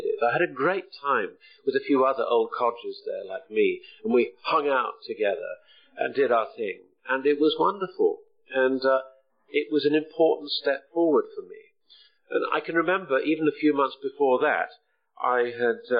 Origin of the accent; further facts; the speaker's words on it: the Wirral, North West England, United Kingdom; now in Bristol, United Kingdom; I'm a lad from the Wirral who doesn't have a Scouse accent